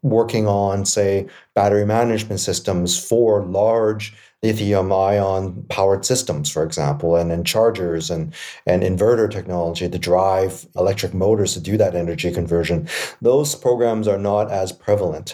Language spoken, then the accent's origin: English; Vancouver, British Columbia, Canada; I'm born and raised in East Vancouver